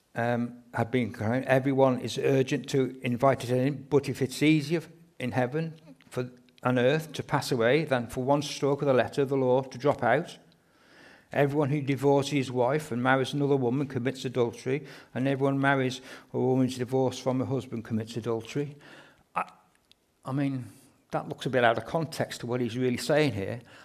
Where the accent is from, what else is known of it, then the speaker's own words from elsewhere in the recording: England, United Kingdom; we're quite reserved being English people